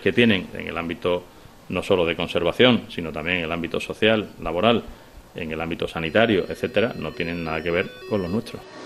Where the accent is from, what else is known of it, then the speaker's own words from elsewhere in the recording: Senegal; Spanish is a second language; now in Almería, Spain; yo soy de Senegal